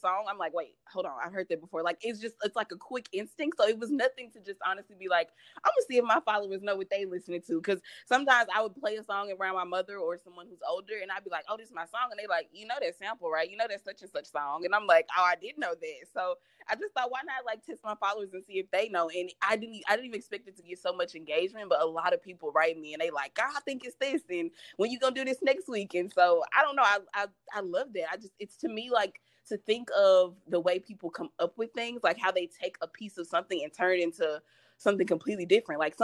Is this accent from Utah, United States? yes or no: no; Jackson, Mississippi, United States; moved away as an adult; now in Houston, United States; I live in Houston, Texas. I'm from Jackson, Mississippi.